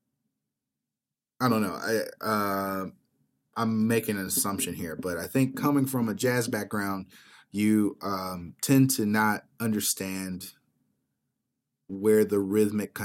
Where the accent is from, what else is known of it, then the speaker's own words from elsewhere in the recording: United States; I'm an American composer